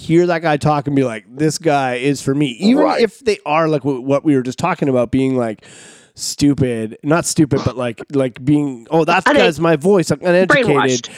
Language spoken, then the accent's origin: English; Canada; I'm Canadian